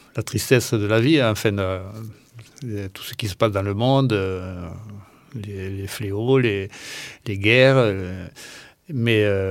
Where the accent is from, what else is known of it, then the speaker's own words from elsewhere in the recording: Ramonville-Saint-Agne, Occitania, France; je suis né à Ramonville